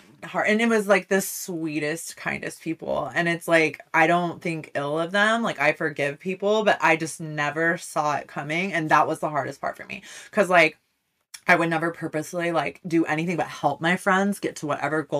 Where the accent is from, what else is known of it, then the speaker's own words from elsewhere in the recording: California, United States; I am Californian. You know, I love it here beyond. Like, you know, I'm so grateful to be born and raised here.